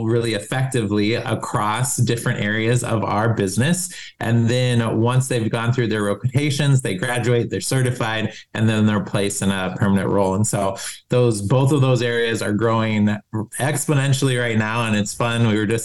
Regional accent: Columbus, Ohio, United States; moved away as an adult; also born or lived in Germany; now in Minneapolis, United States; we moved to Ohio, where my mom's family's from. And so, and then went to high school, college in Columbus

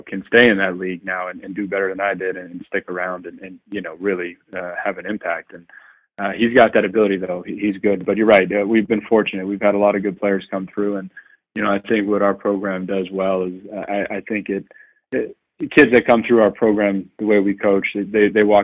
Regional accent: New York City, New York, United States; moved away as an adult; I was raised obviously in Queens

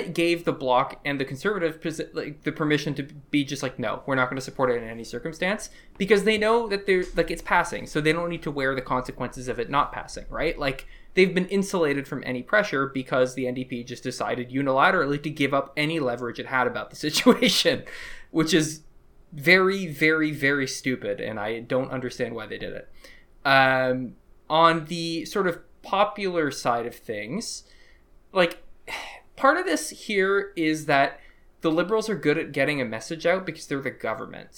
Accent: United States; now in Canada; I grew up in Bush's America

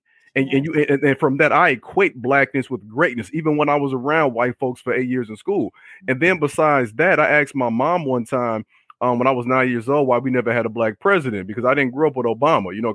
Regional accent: Chicago, Illinois, United States; I grew up on the South Side, born in the late 80s and the 90s

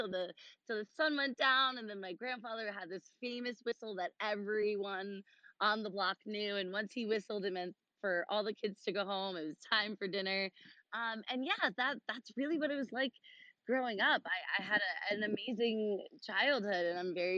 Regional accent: Long Island, New York, United States; also born or lived in Hawaii; we moved back to Long Island, which is where I'm from, where I currently live

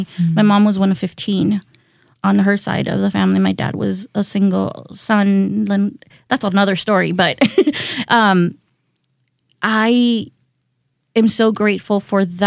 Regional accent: San Diego, California, United States; also born or lived in Tijuana, Mexico; now in Milwaukee, United States; I was born in Baja. So I was born in Tijuana, Mexico. And that is a city, a border city. So I grew up in San Diego

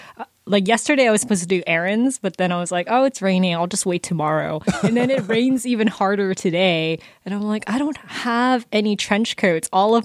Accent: Los Angeles, California, United States; also born or lived in New York; we're from LA.

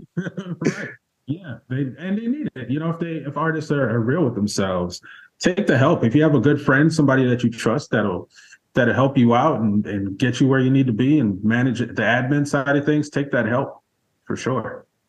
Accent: South Florida, United States; moved away as an adult; also born or lived in Montego Bay, Jamaica / New York / Los Angeles / Baltimore; now in Washington, D.C., United States; came to this country uh, at the tender age of eight years old as an immigrant child, um, and grew up in South Florida, actually. So partly in Miami, partly in the Fort Lauderdale, Hollywood Beach area, um, and stayed there throughout high school

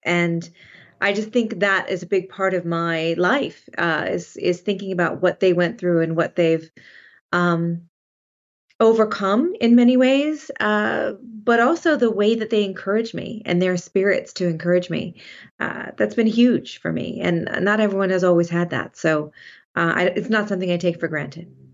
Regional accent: Sonoma, California, United States; I grew up in Sonoma, California

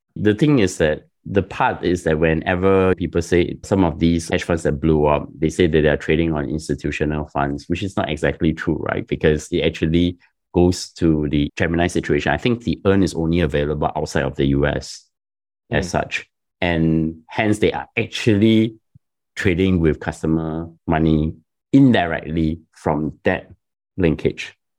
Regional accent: Singapore; I'm Singaporean and it's my country's sovereign wealth fund

